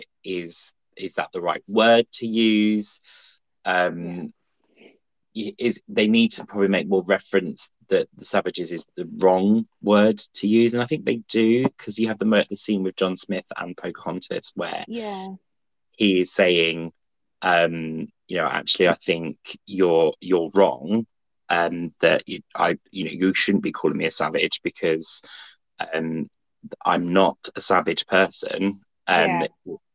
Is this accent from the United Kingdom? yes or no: yes; United Kingdom; in the UK, we don't learn about American history